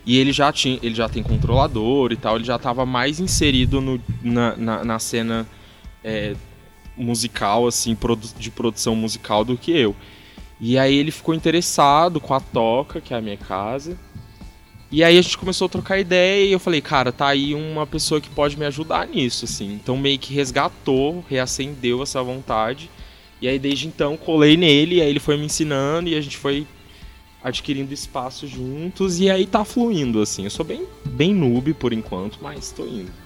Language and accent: Portuguese; Franca, São Paulo, Brazil; also born or lived in Uberlândia; Eu sou nascido em Uberlândia, mas só nascido. Eu fui só para nascer mesmo, e aí eu já vim pra Franca com, sei lá, algumas semanas de, de idade. E aí eu tô aqui desde então.